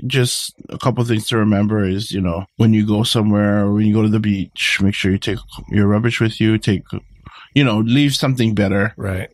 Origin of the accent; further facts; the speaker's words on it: Hawaii, United States; we all descended from that one taro plant as Hawaiian people